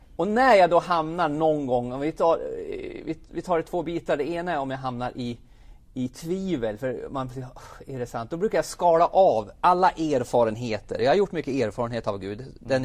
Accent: Jämtland, Sweden; now in Karlstad, Sweden; min uppväxt är som sagt uppe i Jämtland

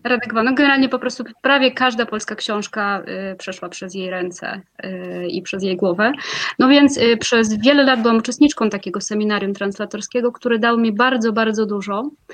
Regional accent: Moscow, Russia; Polish is a second language; moved away as an adult; ja pochodzę z Moskwy, e, tam się urodziłam.

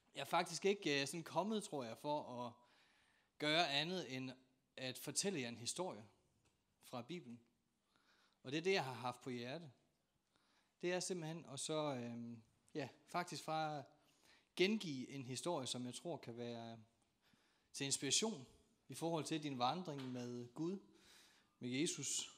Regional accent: North Jutland, North Denmark Region, Denmark; jeg er nordjyde

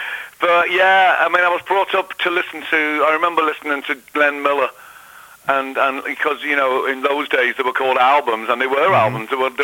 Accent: Liverpool, North West England, United Kingdom; moved away as an adult; now in Florida, United States; I was brought up in Liverpool, England

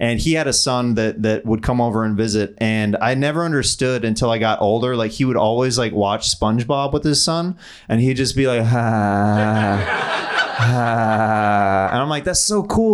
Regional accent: Kansas City, United States; I'm from Kansas City. Like I used to go to this place called Worlds of Fun

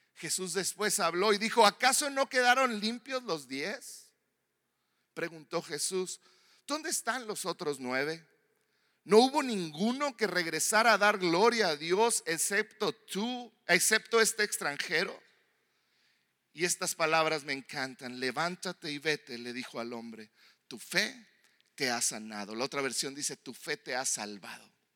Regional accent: Mexico; yo como mexicano que no vivo en Estados Unidos

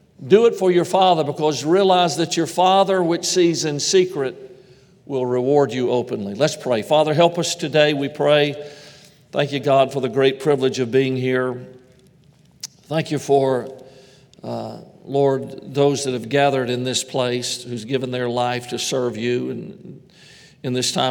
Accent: Georgia, United States; moved away; I'm originally from Georgia

